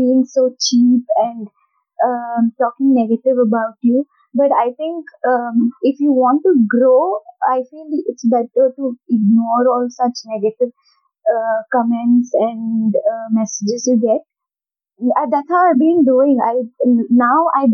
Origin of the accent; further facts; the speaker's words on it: North Karnataka, India; I'm from North Karnataka